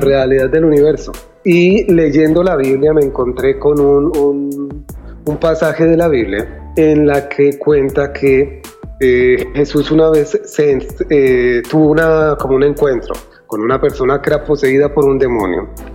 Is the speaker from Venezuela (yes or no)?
no; Colombia; moved away as an adult; also born or lived in New York, United States; now in United States; nosotros como colombianos